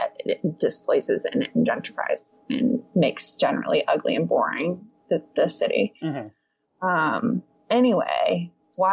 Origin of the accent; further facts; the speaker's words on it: United States; moved away; I'm an American